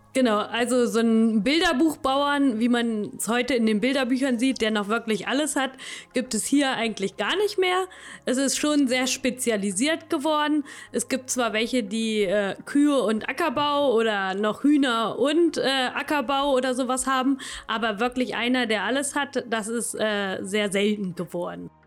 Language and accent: German; Königslutter am Elm, Lower Saxony, Germany; also born or lived in Helmstedt; ich lebe äh, schon immer in Lelm